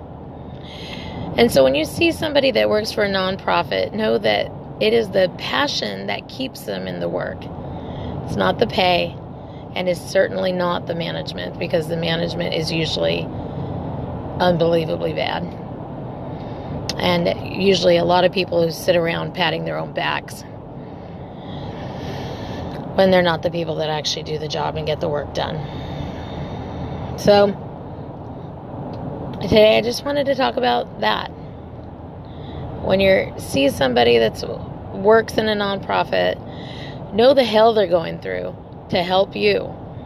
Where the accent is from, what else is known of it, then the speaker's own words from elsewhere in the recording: United States; Latinos and how we're missing from the American narrative, although our history in our country, in the United States, is pretty substantial